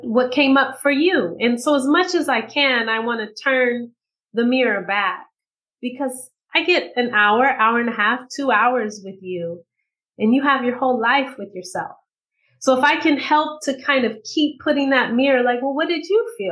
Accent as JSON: {"language": "English", "area": "Bay Area", "region": "California", "country": "United States", "tie": "born or raised there", "said": "I grew up in the Bay Area in California"}